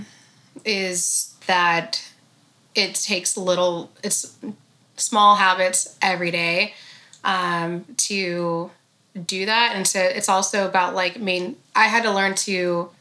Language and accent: English; Sacramento, California, United States; we're both from Sacramento.